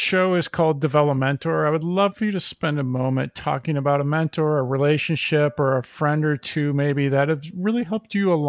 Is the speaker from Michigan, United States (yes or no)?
no; Minnesota, United States; now in East Coast, United States; I grew up in the Midwest, especially in Minnesota, very stoic. And then I came to the East Coast.